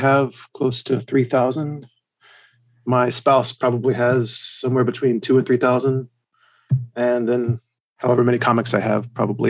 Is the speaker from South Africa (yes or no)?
no; Alabama, United States; born there; also born or lived in South Carolina / Germany; I was born in Alabama, and I could start quoting some … lyrics right now to go with that, but I won't. Then I moved from there to Germany. Well, actually, first I moved to South Carolina, and I was in South Carolina for a year or two.